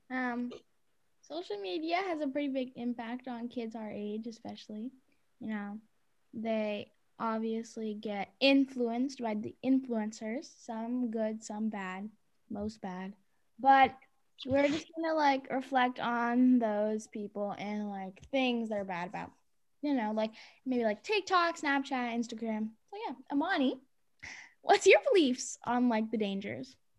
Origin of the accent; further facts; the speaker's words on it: Cambridge, Massachusetts, United States; I was born in Cambridge, Massachusetts